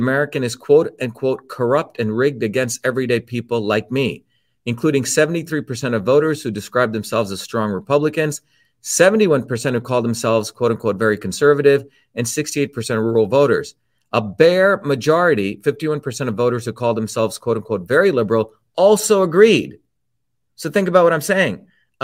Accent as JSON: {"language": "English", "country": "India", "tie": "born or raised there", "moved": "yes", "said": "growing up in India"}